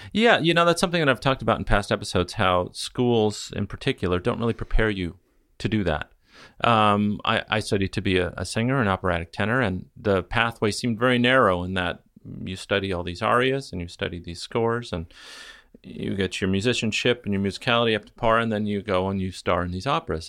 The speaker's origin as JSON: {"language": "English", "town": "Newport Beach", "region": "California", "country": "United States", "tie": "born or raised there", "said": "I grew up in Newport Beach"}